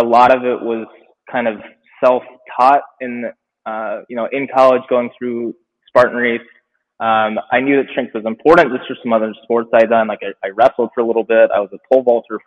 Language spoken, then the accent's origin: English; Atlanta, Georgia, United States; now in Minnesota, United States; I'm from Atlanta